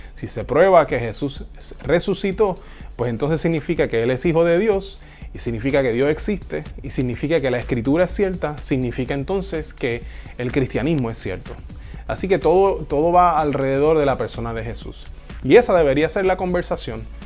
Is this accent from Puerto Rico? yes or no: yes; Puerto Rico; en mi casa, cuando yo era adolescente, eh, en, eh, aquí en Puerto Rico, yo soy de Puerto Rico